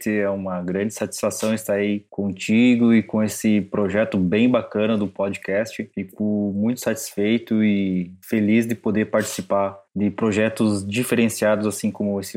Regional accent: Paraná, Brazil; now in Sertão, Brazil; Sou paranaense, fiz agronomia no, na Universidade Tecnológica Federal do Paraná.

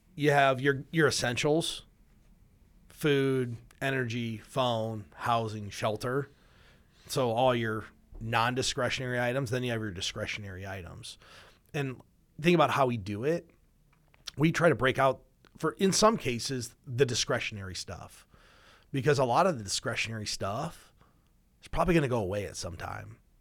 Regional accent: Midwest, United States; we're from the Midwest, so we get cold winters

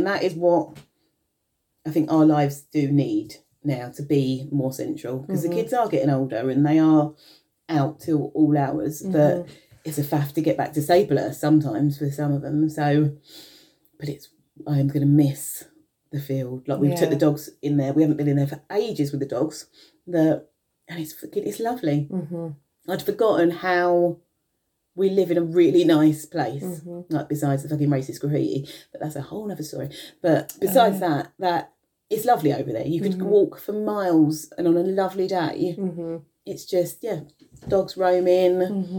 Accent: London, United Kingdom; now in Maidstone, United Kingdom; obviously, I grew up in London.

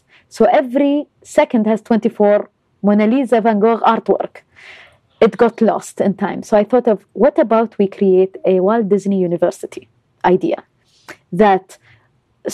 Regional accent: Dubai, United Arab Emirates; moved away as an adult; also born or lived in Los Angeles; I was born and raised in Dubai

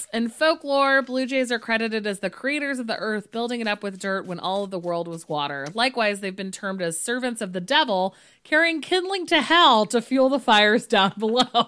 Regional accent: Monterey County, California, United States; I'm from Monterey County

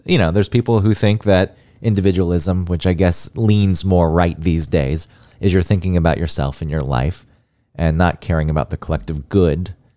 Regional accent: Georgia, United States; moved away; growing up in Georgia

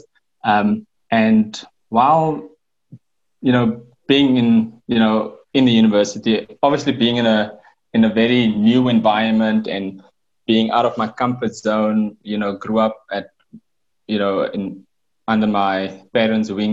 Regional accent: Windhoek, Khomas, Namibia; also born or lived in Gobabis, Namibia / Cape Town, South Africa; I basically grew up in Windhoek in Kommersdal

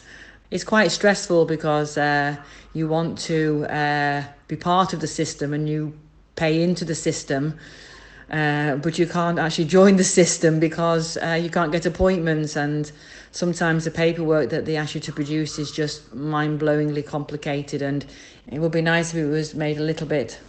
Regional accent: England, United Kingdom; now in Barcelona, Spain; I'm English. But I also got the nationality of Holland. I think living in Barcelona is fantastic.

